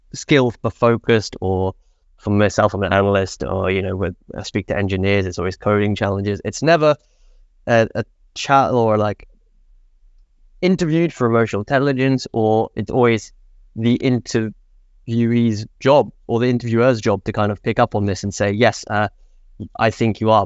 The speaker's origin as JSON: {"language": "English", "region": "England", "country": "United Kingdom", "moved": "as an adult", "lives_now": "Sweden", "said": "I'm from England. I moved to Sweden"}